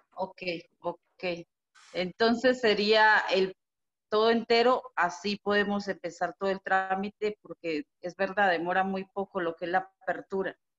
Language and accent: Spanish; Colombia; now in Mexico; yo vivo acá en México, pero soy colombiana